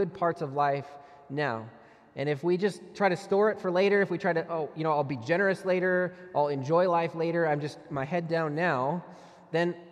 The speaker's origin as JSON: {"language": "English", "country": "United States", "said": "we pay as Americans"}